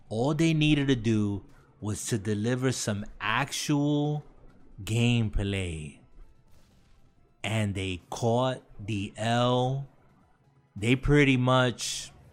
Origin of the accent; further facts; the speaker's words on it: United States; I'm American.